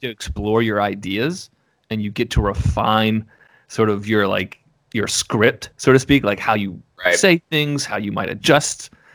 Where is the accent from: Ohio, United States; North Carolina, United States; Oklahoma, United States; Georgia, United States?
Georgia, United States; Atlanta; moved away; I grew up in Atlanta.